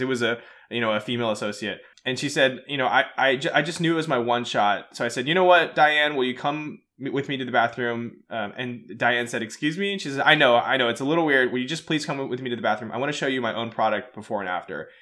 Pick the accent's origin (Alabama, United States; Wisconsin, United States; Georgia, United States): Georgia, United States; Atlanta; I'm from Atlanta